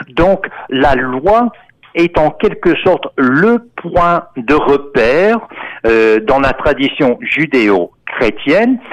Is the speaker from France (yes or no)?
no; Texas, United States; moved away; Moi-même, en tant qu'Américain, qui est né au Texas en 1950